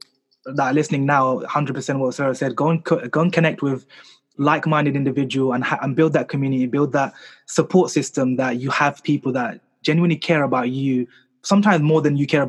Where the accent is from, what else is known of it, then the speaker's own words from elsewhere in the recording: London, United Kingdom; I was born here in London